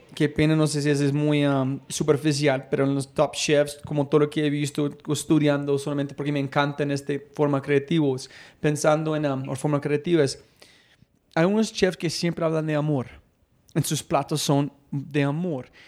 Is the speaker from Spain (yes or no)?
no; Colombia; soy un hijo de puta colombiano